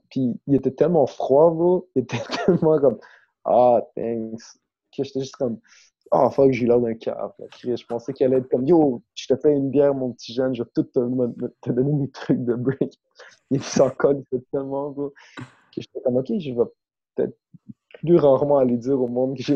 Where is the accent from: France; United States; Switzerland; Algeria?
United States; East Coast; Euh, East Coast, évidemment East Coast, parce que je viens de East Coast puis je me rends compte que tous mes goûts sont influencés par ça.